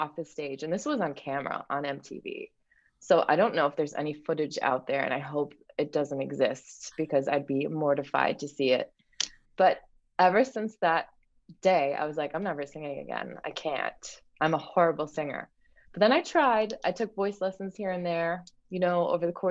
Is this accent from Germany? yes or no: yes; Germany; moved away; I grew up in Germany